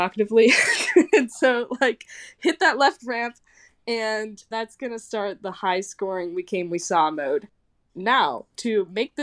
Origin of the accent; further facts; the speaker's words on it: Kansas City, United States; I'm from Kansas City, and I am a competitive pinball player